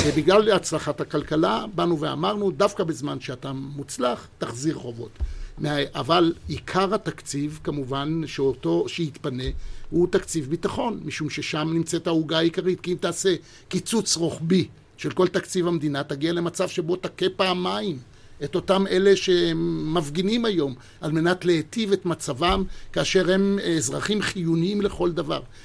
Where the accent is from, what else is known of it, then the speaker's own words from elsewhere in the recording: Israel; אני בן 72, נולדתי לציונות. הייתי במדינת ישראל תשע שנים תחת הכיבוש הבריטי